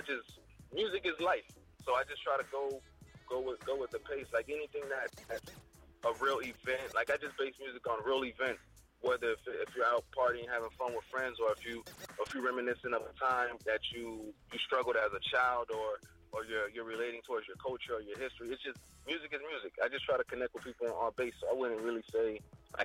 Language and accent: English; Miami, Florida, United States; Born and raised in Miami